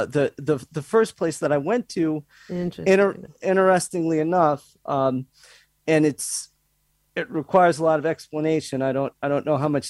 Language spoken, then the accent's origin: English; Massachusetts, United States; moved away as an adult; also born or lived in Boston, Massachusetts / Brookline, Massachusetts; I'm from the Springfield Amherst area of Massachusetts